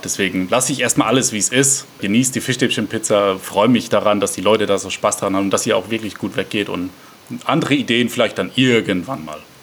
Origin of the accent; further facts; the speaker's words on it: Mannheim, Baden-Württemberg, Germany; Ich komme gebürtig aus Mannheim